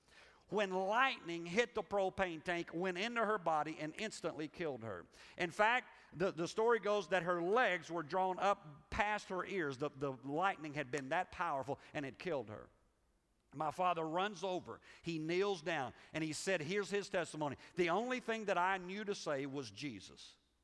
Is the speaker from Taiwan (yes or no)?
no; Liberia; now in United States; I grew up in Africa. And when you grow up in Africa, it just messes you up for America.